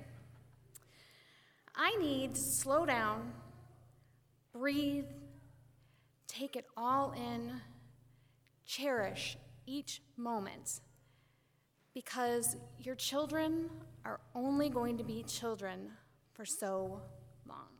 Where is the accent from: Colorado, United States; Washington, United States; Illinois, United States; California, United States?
Illinois, United States; Western Springs; I grew up here in Western Springs over on Clawson